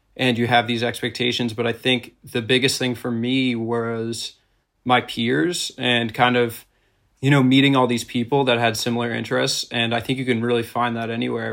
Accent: suburbs outside of Boston, Massachusetts, United States; I grew up in Massachusetts, in the suburbs outside of Boston

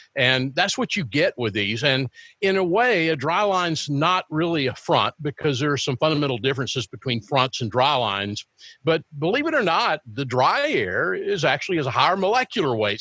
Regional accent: Corinth, Mississippi, United States; also born or lived in Texas / Tupelo, Mississippi; I grew up a large, at least a chunk of my life in the state of Mississippi. I, I grew up in North Mississippi in Alcorn County, in Corinth, and in Tupelo, Mississippi

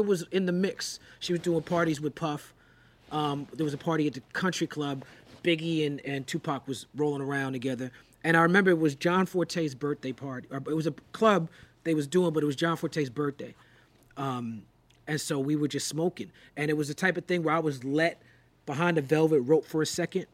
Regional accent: New York, United States; growing up in New York

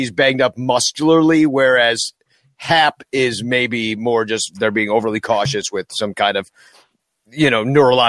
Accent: Iowa, United States; I am from Iowa. Des Moines isn't that bad.

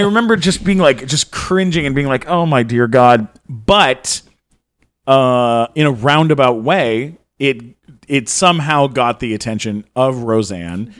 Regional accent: San Diego, California, United States; I grew up in San Diego

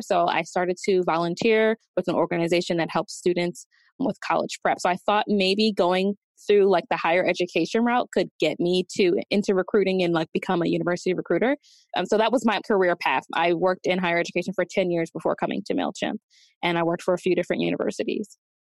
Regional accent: Delaware, United States; moved away as an adult; now in Atlanta, United States; I'm from Delaware, so I decided to move here to Atlanta

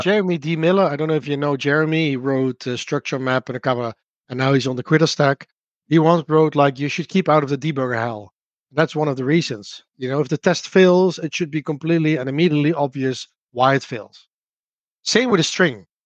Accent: Netherlands; accent: Dutch; English is a second language; I'm from the Netherlands, which you can obviously hear from my accent.

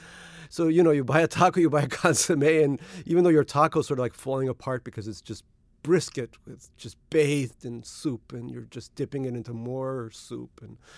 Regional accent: Russia; born there; moved away; There were a lot of kids from immigrant backgrounds like my own. I was born in Russia in the Soviet Union, and there were a lot of kids from Korea, India, China, etc.

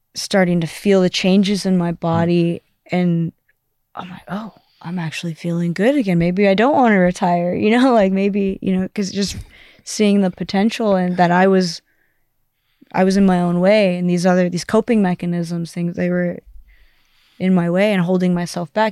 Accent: Southern California, United States; also born or lived in Amsterdam; I'm from Southern California where it's sunny all the time

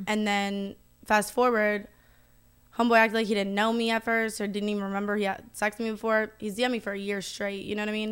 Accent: the South, United States; I'm from the South

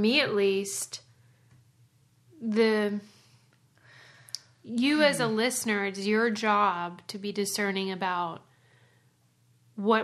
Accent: Pittsburgh, Pennsylvania, United States; I am from Pittsburgh

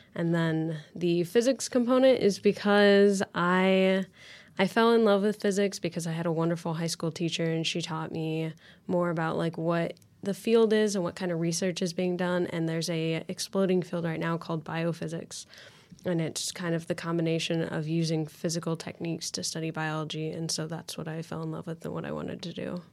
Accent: Lafayette, Indiana, United States; I'm from Lafayette, Indiana, actually, so not too far away from Purdue at all. Um, I grew, grew up there

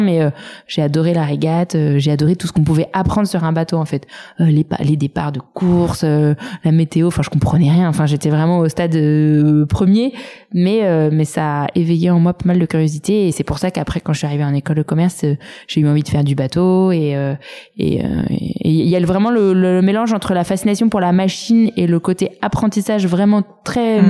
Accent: Saint-Cloud, Île-de-France, France; J'ai grandi à Saint-Cloud dans les Hauts-de-Seine

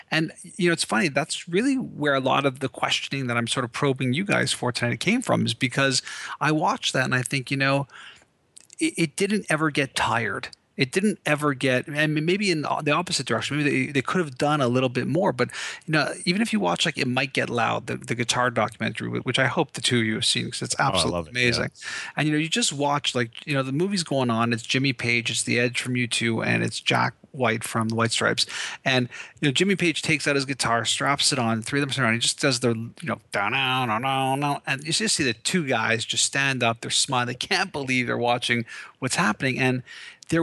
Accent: Canada; I'm Canadian

